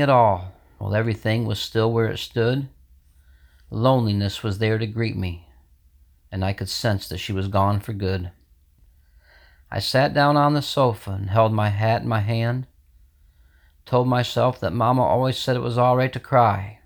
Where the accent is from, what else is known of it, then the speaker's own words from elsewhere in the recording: Sidney Center, New York, United States; I'm from Sydney Center, New York.